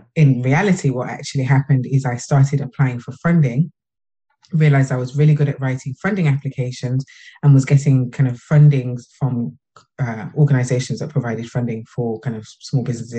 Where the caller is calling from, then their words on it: Birmingham, West Midlands, United Kingdom; From Birmingham in the UK.